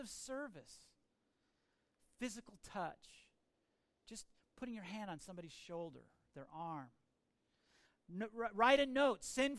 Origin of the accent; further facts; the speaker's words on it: United States; I'm an American